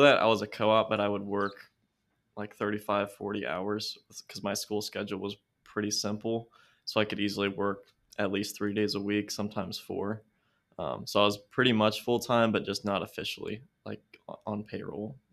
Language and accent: English; California, Kentucky, United States; also born or lived in Foster, Kentucky; it's called California, Kentucky